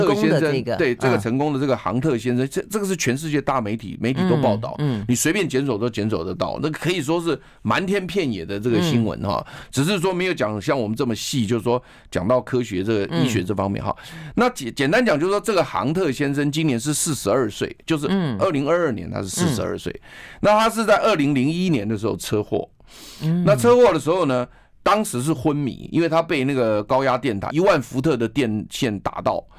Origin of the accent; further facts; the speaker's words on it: Taiwan; 我们都是台湾人